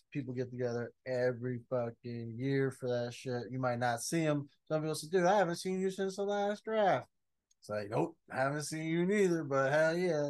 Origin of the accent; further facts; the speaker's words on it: Las Vegas, Nevada, United States; I'm from Vegas, but I don't, you know.